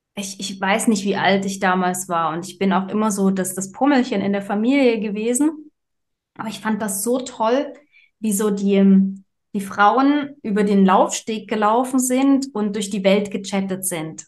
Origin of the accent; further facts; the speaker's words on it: Saxony, Germany; moved away; ich komme ja ursprünglich aus Sachsen